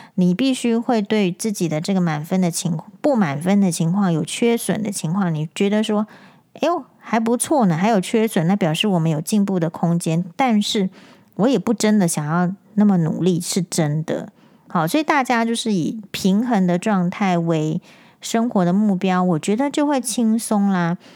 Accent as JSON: {"language": "Chinese", "country": "Taiwan", "said": "我们台湾人"}